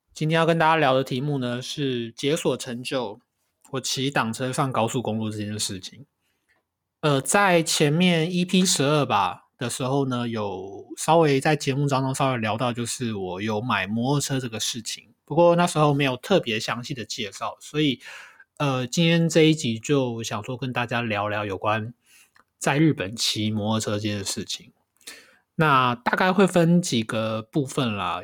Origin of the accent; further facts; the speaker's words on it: Taiwan; moved away as an adult; now in Kanagawa, Japan; 欢迎回到这个礼拜的神奈川台湾郎，